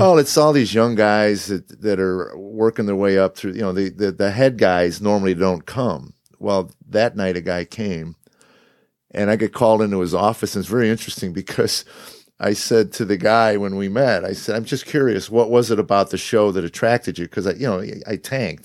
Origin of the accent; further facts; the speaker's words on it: Chicago, Illinois, United States; moved away as an adult; also born or lived in Los Angeles / Boston / New Jersey; now in Nashville, United States; I grew up in Chicago